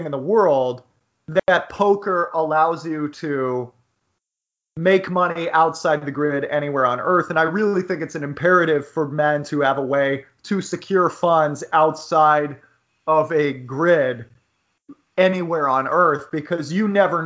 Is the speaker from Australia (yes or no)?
no; United States; Growing up in the United States